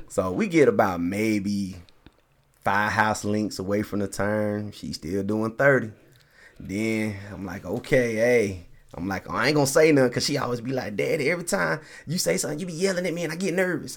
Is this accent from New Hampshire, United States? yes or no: no; Colorado, United States; also born or lived in Nashville, Tennessee; lived all my life pretty much in Colorado